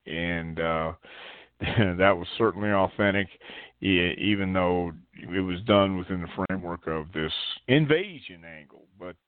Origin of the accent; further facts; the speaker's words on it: Texas, United States; I'm from Texas. I love hot weather